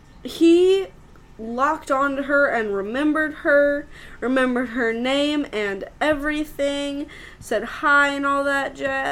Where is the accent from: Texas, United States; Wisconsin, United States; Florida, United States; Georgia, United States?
Texas, United States; accent: Arkansanian; moved away; also born or lived in Arkansas; born Arkansas, raised in Texas.